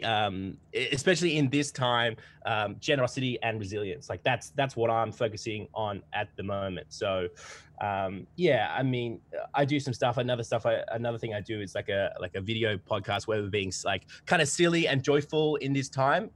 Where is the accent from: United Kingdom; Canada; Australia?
Australia; accent: twangy